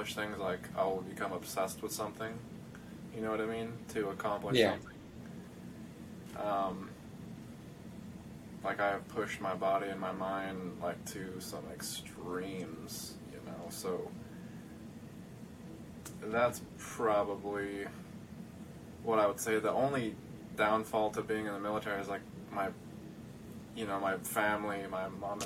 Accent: Nampa, Idaho, United States; moved away as an adult; the kid that grew up in Nampa, Idaho

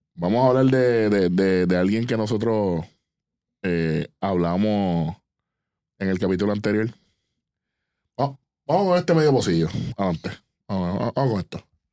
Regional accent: Puerto Rico; nosotros como, como puertorriqueños, como, como latinos

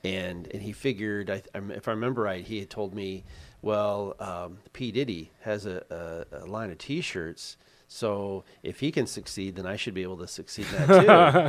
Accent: Missouri, United States; And I grew up in Missouri, the show me state.

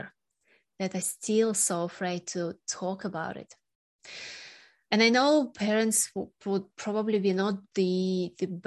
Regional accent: Sakhalin Oblast, Russia; moved away; also born or lived in Australia; my hometown, Sakhalin Island, just north of Japan

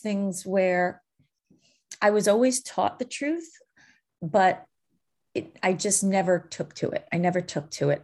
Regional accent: New York, United States; I'm born and raised in New York

